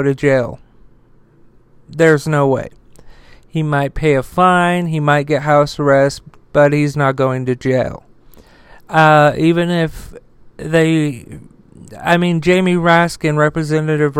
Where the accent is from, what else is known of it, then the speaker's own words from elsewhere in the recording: United States; I'm an American